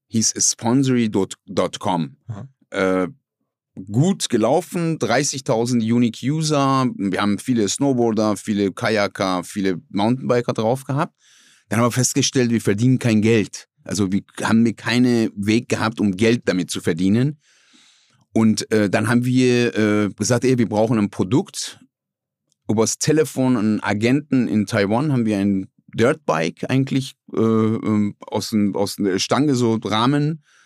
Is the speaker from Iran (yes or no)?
yes; Iran; German is a second language; moved away as an adult; now in Essen, Germany; aus dem Iran